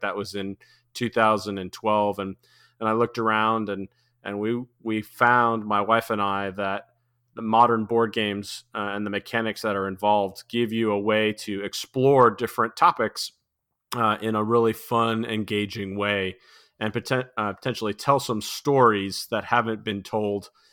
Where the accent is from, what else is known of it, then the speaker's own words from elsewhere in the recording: New England, United States; I grew up in New England, and so we had long, cold winters